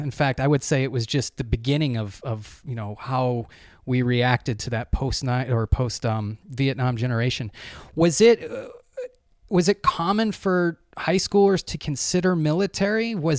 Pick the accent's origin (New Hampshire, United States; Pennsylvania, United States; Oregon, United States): New Hampshire, United States; Goffstown; Growing up in Goffstown, so I grew up in New Hampshire back in the 80s.